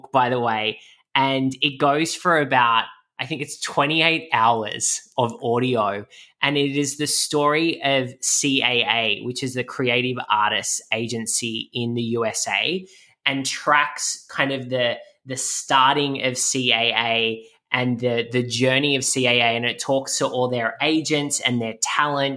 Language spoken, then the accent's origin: English; Camden, New South Wales, Australia; moved away as an adult; now in Miami, United States; I'm originally from, I grew up in Camden, which is about 50 minutes southwest of Sydney